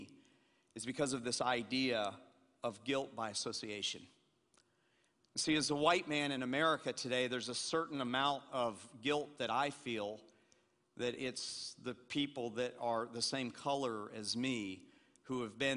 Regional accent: Atlanta, Georgia, United States; I'm a white kid from Atlanta, Georgia, and I grew up in Atlanta, Georgia

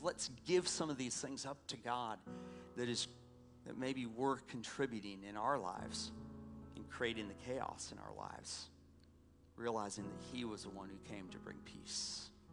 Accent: Atlanta, Georgia, United States; moved away; I grew up in Atlanta

